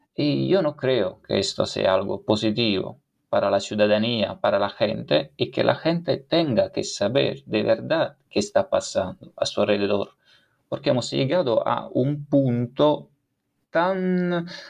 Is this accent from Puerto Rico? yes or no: no; Campania, Italy; accent: Italian; Spanish is a second language; moved away as an adult; now in Spain; yo he nacido en, la región Campania, Campaña, la región, es decir, la comunidad autónoma